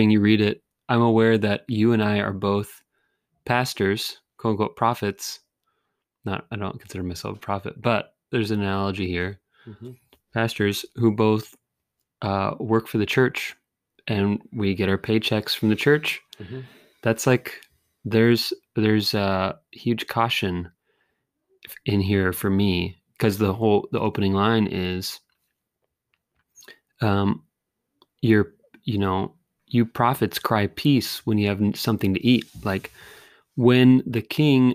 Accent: California, United States; now in Michigan, United States; We're from California.

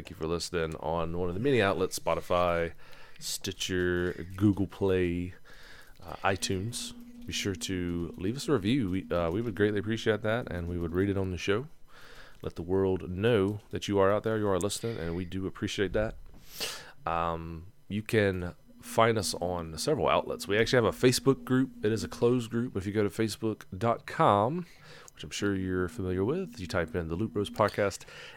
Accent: Gaston, United States; I'm from Gaston.

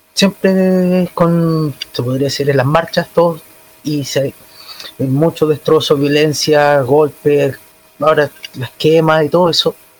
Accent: Chile; soy chileno

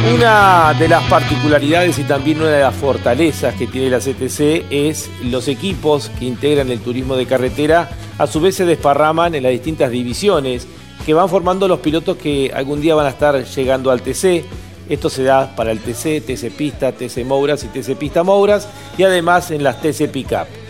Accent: Argentina; para nosotros como argentinos

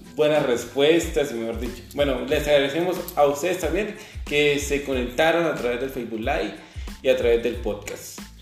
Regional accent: Ukraine; moved away; soy de Ucrania

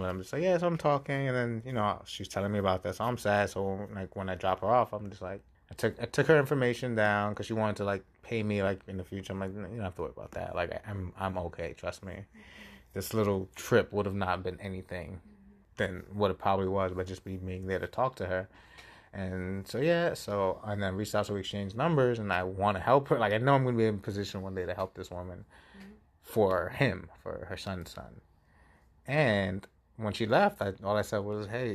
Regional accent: New York City, New York, United States; moved away; I'm from the Bronx

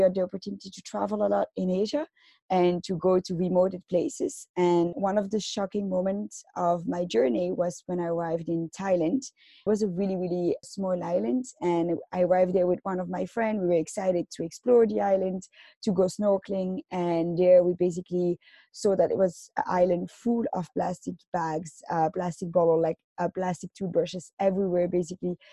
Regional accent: Belgium; now in Tokyo, Japan; I come from Belgium and right now I'm living in Tokyo.

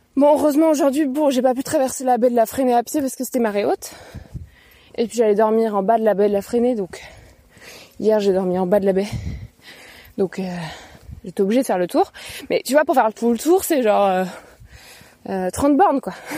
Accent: Paris, Île-de-France, France; je suis une Parisienne

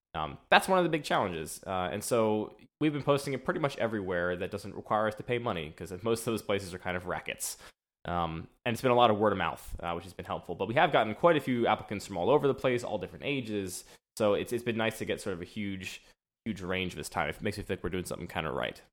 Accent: suburbs outside of Philadelphia, Pennsylvania, United States; now in Baltimore, United States; I was raised in the suburbs outside of Philadelphia

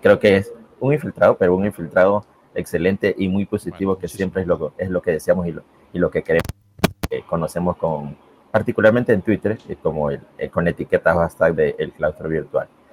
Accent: Guayaquil, Guayas, Ecuador; me fui a la Facultad de Filosofía de la Universidad Estatal de aquí, de mi ciudad de Guayaquil

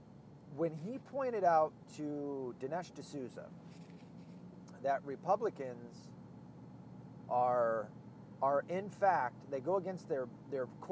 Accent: Arkansas, United States; now in Michigan, United States; I'm from the South. I was born in Arkansas.

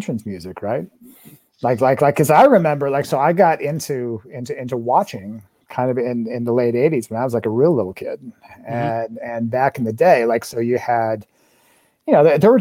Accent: Des Moines, Iowa, United States; now in Chicago, United States; I grew up in Des Moines, Iowa

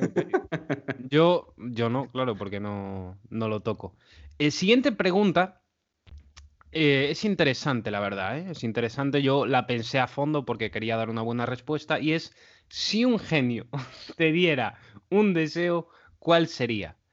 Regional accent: A Coruña, Galicia, Spain; yo soy de Coruña

